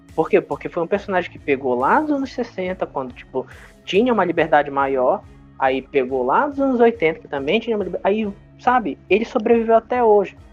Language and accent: Portuguese; Brazil; a gente é brasileiro